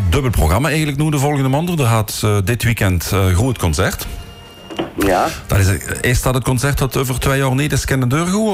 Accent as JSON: {"language": "Dutch", "town": "Teuven", "region": "Limburg", "country": "Belgium", "said": "Ah, dus, eh, ik ben van Teuven"}